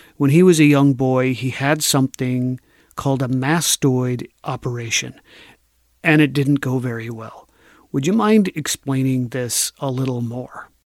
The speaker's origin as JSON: {"language": "English", "region": "Minnesota", "country": "United States", "said": "as a Minnesotan"}